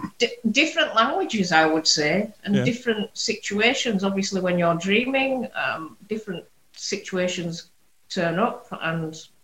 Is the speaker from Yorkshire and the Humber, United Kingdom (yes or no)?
yes; Bradford, Yorkshire and the Humber, United Kingdom; accent: Yorkshire; also born or lived in Hong Kong; My family's from Hong Kong and China. Right. But I was actually first generation born in Bradford